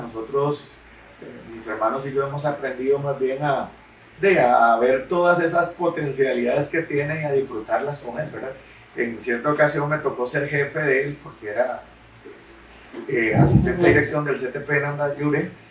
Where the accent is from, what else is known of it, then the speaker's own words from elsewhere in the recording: Nicoya, Guanacaste, Costa Rica; yo soy nicoyano, tengo 36 años, nací aquí en Nicoya